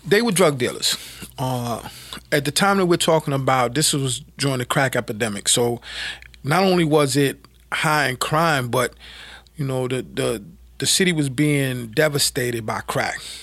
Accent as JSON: {"language": "English", "town": "New York City", "region": "New York", "country": "United States", "tie": "born or raised there", "said": "I was, uh, born and raised in Brooklyn, lived, um, most of my earlier life in, uh, Brownsville and Bedford Stuyvesant areas of, uh, Brooklyn."}